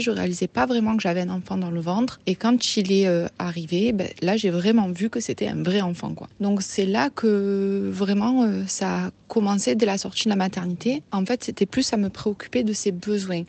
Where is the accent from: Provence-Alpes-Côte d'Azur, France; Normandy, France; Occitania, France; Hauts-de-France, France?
Provence-Alpes-Côte d'Azur, France; near Marseille; accent: Marseille; j'habite près de Marseille. Je pense que ça s'entend à mon accent.